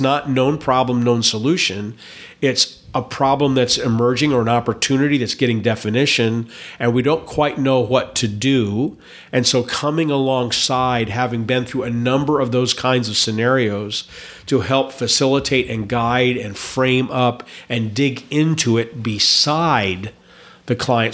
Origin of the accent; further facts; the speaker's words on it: Indiana, United States; also born or lived in Wisconsin; now in Boise, United States; I grew up in Indiana, but lived in Wisconsin for a very long time